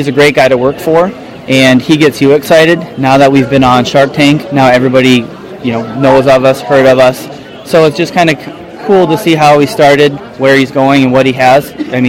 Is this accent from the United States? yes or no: yes; Minneapolis, Minnesota, United States; I'm from Minneapolis, Minnesota.